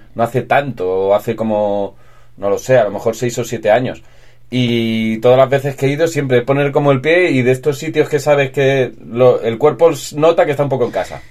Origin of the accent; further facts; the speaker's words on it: Almansa, Castilla-La Mancha, Spain; moved away as an adult; also born or lived in Alicante; yo soy de Albacete